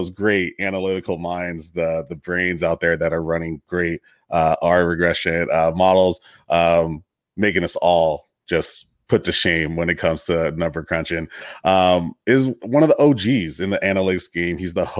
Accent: Long Beach, California, United States; I'm from Long Beach. So, you know, we don't give that title out lightly

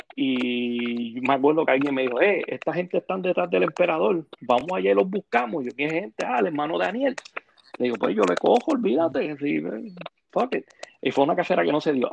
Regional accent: Ponce, Puerto Rico; de las calles de Ponce

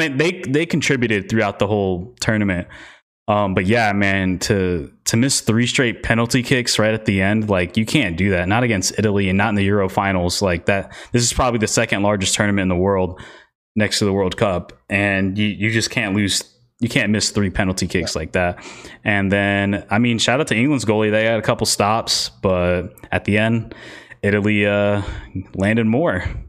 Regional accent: Costa Rica; my home country, Costa Rica.

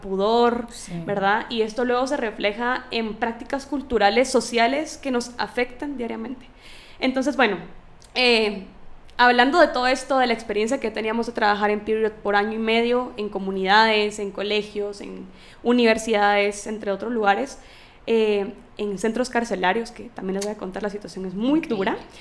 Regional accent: Guatemala; mi país

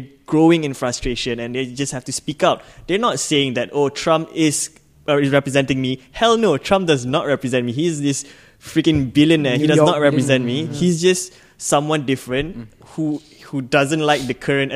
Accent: Malaysia; I'm a Malaysian

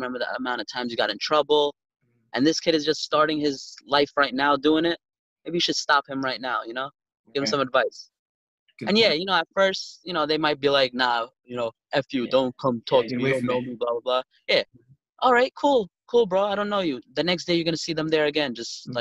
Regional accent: New York City, New York, United States; we're from Brooklyn

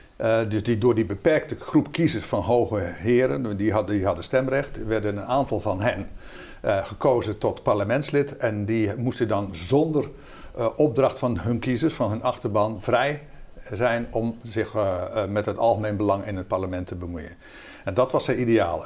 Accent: Zeeland, Netherlands; moved away; ik kom zelf oorspronkelijk uit Zeeland

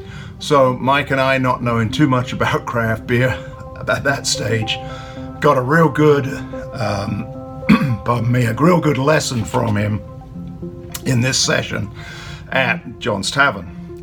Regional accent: United Kingdom; the Brit and Yankee Pub. I'm the Brit

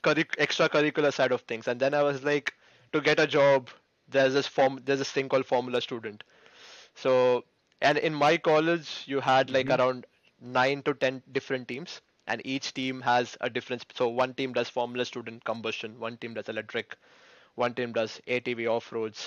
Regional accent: India; moved away as an adult; now in United Kingdom; Being Indian parents

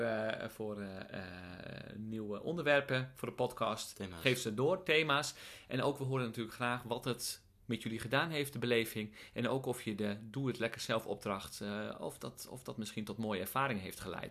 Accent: Friesland, Netherlands; moved away; Ik ben geboren in Friesland.

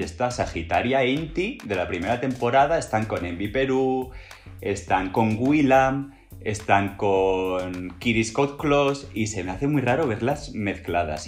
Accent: Barcelona, Catalonia, Spain; yo soy de Barcelona

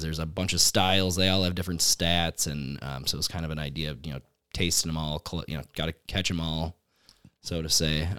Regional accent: Menasha, Wisconsin, United States; moved away as an adult; now in Oshkosh, United States; I grew up in Menasha, just about twenty minutes north of here

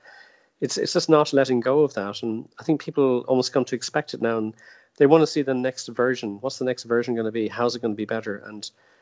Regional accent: Ireland; moved away as an adult; also born or lived in Orlando, United States / Los Angeles, United States; I'm Irish

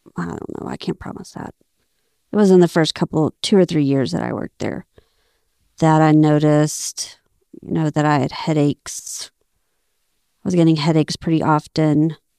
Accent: Abilene, Texas, United States; moved away as an adult; I grew up in Abilene, Texas. We moved there when I was, uh, in first grade. So, basically, all my life in Abilene.

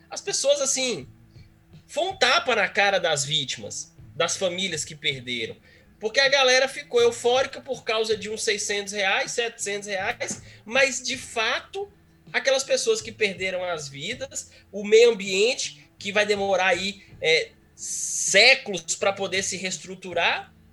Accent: Minas Gerais, Brazil; É, apesar de, é, é, apesar de ser do mesmo estado, mas assim, foi uma coisa muito chocante para nós.

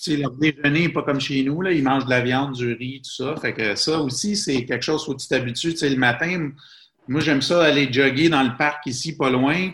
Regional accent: Quebec, Canada; moved away as an adult; also born or lived in Bahrain; un Canadien comme ou un Québécois comme moi

